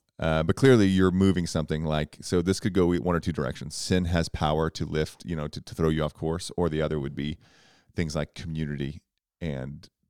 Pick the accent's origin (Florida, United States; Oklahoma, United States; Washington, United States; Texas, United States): Oklahoma, United States; from Oklahoma. I know ….